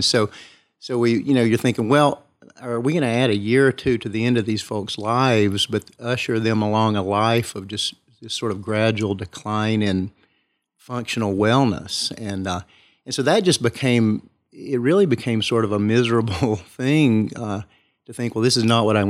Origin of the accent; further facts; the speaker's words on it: Kingsport, Tennessee, United States; I was raised in Kingsport.